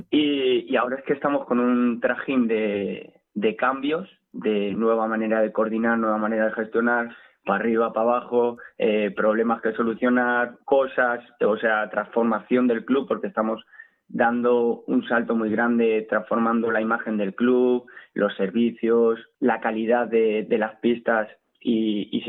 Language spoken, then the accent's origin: Spanish; Alcázar de San Juan, Castilla-La Mancha, Spain; now in Madrid, Spain; los que somos de Alcázar